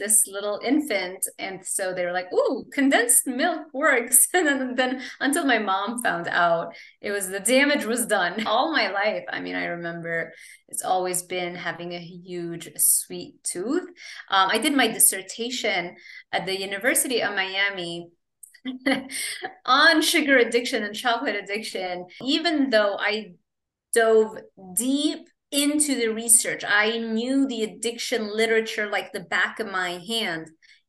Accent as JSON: {"language": "English", "country": "Lebanon", "tie": "born or raised there", "also_born_or_lived": "Kuwait", "moved": "yes", "said": "I grew up in Lebanon"}